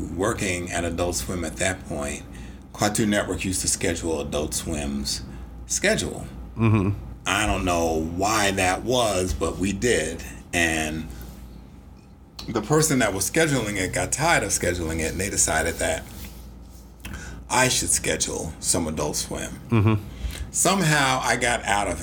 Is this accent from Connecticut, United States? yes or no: no; New York City, New York, United States; we're both New Yorkers and we're from the Bronx